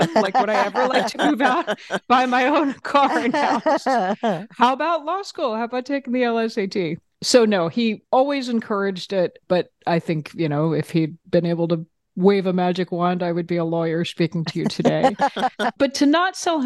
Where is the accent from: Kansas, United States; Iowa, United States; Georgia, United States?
Georgia, United States; moved away as an adult; also born or lived in Germany / Bavaria; now in Washington, D.C., United States; We moved to Georgia when I was 4. And I had just, you know, a lovely, idyllic childhood, grew up there